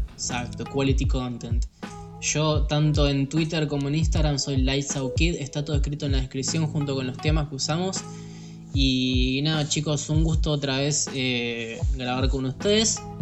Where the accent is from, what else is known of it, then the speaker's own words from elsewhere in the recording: Argentina; como todo argentino